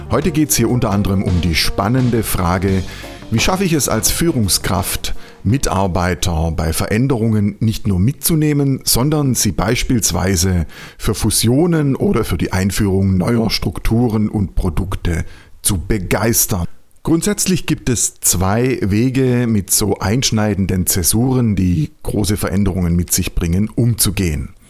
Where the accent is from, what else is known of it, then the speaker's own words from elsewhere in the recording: Germany; da, da, sind wir Deutsche vielleicht noch nicht so weit, ja, weil wir einfach eine andere Tradition, eine andere Geschichte haben.